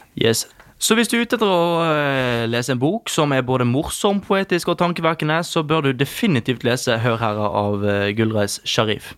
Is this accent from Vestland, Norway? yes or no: yes; Bergen, Vestland, Norway; oss som bergensere, da, nå snakker jeg for bergensere